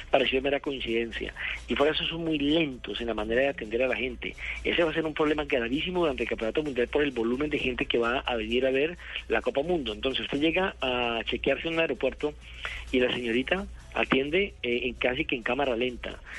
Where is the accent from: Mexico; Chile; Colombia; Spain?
Colombia; Por ejemplo, nosotros que nos vinimos de Colombia no pagamos exceso de peso.